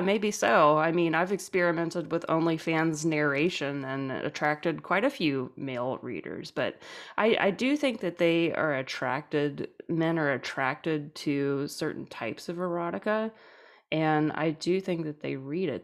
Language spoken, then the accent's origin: English; New Orleans, Louisiana, United States; I'm from New Orleans